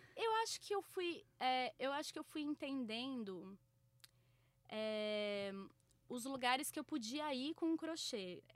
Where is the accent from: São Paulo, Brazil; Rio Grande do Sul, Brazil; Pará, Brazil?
São Paulo, Brazil; Bauru; now in São Paulo, Brazil; Eu sou do interior, né? Eu sou de Bauru, então, tipo, é, a rua era um pouco mais comum quando eu era mais nova, mas aqui sempre foi muito difícil